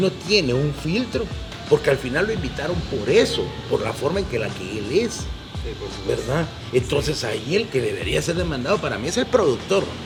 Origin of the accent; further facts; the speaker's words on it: Guatemala; somos los chapines, hablo de la idiosincrasia del guatemalteco y de esa forma tan buena gente que somos